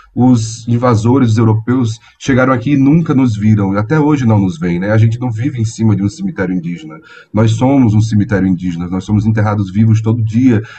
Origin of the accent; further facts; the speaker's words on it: Natal, Rio Grande do Norte, Brazil; moved away as an adult; now in São Paulo, Brazil; eu sou do Rio Grande do Norte, do Natal, né? E eu migrei é, para cá faz nove anos.